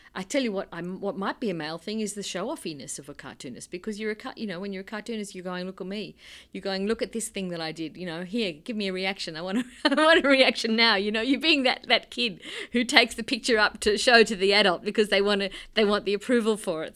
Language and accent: English; Australia; I am from Australia.